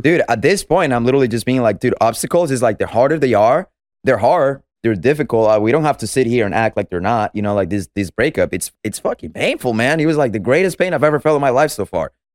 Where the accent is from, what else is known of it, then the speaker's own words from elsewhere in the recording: Venezuela; moved away; I'm from Venezuela, as I said, so I was born and raised there